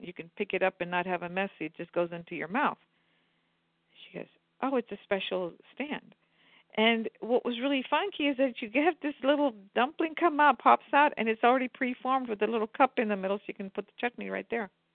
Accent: Maharashtra, India; now in United States; I'm from Maharashtra, where Mumbai is

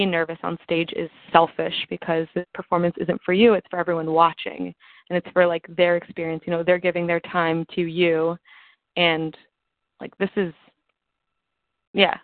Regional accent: New York, United States; I actually grew up in New York

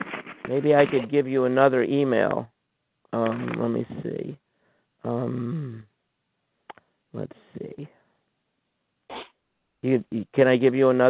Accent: New York, United States; I'm from New York.

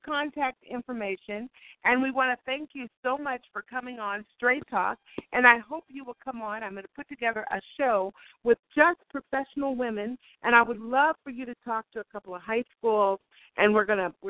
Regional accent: Oakland, California, United States; I'm from Oakland

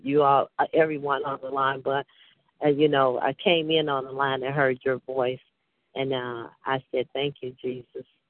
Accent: Chicago, Illinois, United States; I'm from Chicago

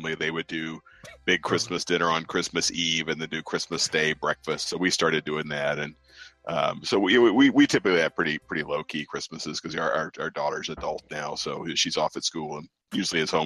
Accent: the South, United States; also born or lived in Delaware / Pennsylvania; now in mid-Atlantic, United States; I grew up in the South

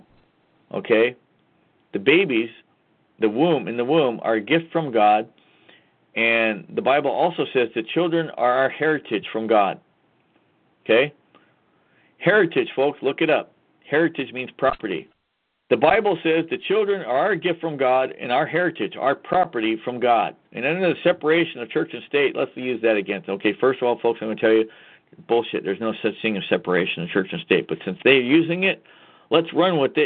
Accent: Washington, United States; I'm from Washington State.

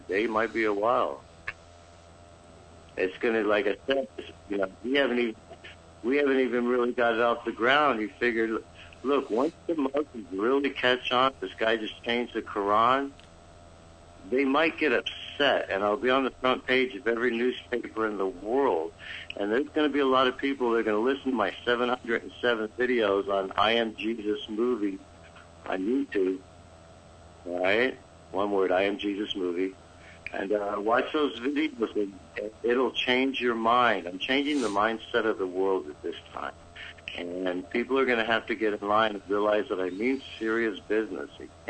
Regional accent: Kanazawa, Ishikawa, Japan; born there; I was born in Kanazawa, Japan.

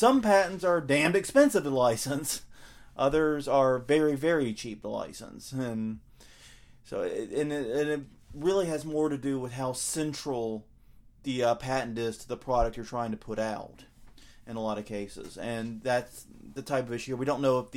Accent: the South, United States; accent: southern; a southerner here with my accent

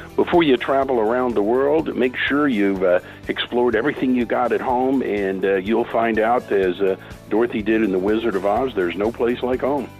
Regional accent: Oklahoma, United States; here in my home state of Oklahoma

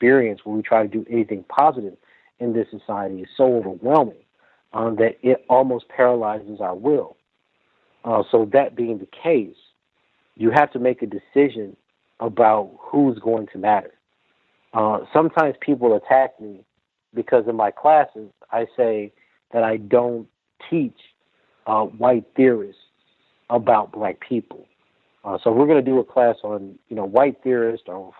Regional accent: Lake Charles, Louisiana, United States; I'm from Lake Charles, Louisiana

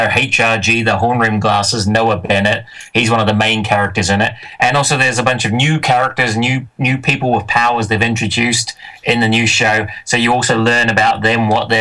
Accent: New Zealand; moved away as an adult; now in Scotland, United Kingdom; I'm from New Zealand originally, although I live in Scotland.

